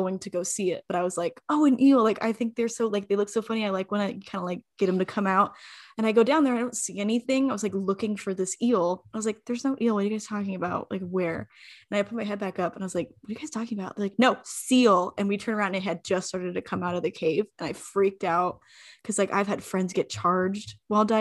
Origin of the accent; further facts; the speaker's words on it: Arizona, United States; moved away as an adult; now in Canada; I'm from Arizona